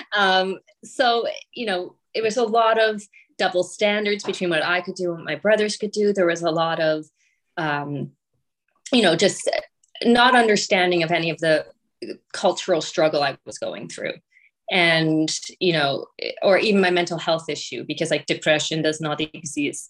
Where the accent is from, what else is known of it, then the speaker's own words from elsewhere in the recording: rural Ontario, Canada; also born or lived in Toronto; I was born in Toronto, but my parents moved us to a very rural area